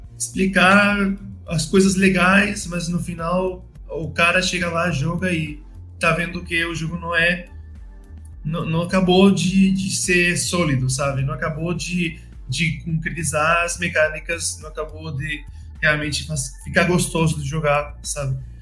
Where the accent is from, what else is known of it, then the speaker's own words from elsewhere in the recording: Spain; Portuguese is a second language; moved away; also born or lived in Madrid; sou espanhol